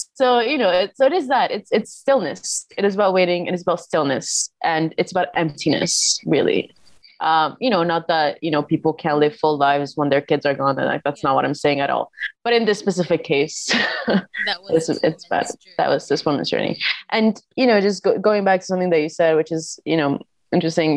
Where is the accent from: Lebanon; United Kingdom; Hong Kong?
Lebanon; now in New York, United States; I'm from Lebanon